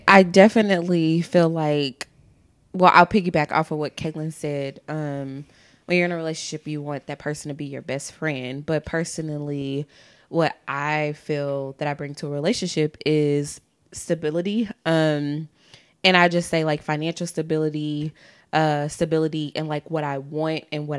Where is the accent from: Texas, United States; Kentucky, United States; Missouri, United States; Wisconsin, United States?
Missouri, United States; St. Louis; I'm from St. Louis